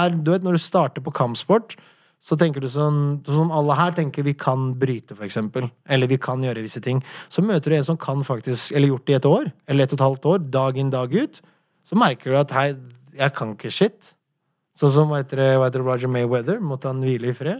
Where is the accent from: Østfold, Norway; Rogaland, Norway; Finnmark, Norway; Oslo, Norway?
Oslo, Norway; Du må huske at jeg kom hit fra en borgerkrig. Jeg har gjort øh, Jeg har vært i visse situasjoner når jeg har vokst opp her i Oslo